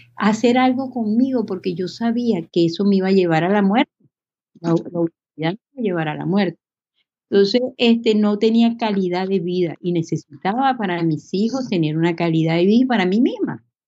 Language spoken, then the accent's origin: Spanish; Venezuela; moved away as an adult; also born or lived in Miami, United States; now in Texas, United States; Soy venezolana, nacida en Miami, este, tengo, este, bueno, viví toda mi vida en Venezuela